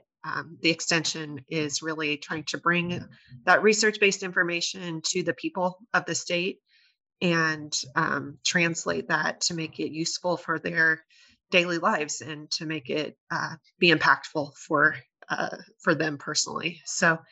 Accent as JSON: {"language": "English", "region": "Nebraska", "country": "United States", "said": "I'm originally from Nebraska."}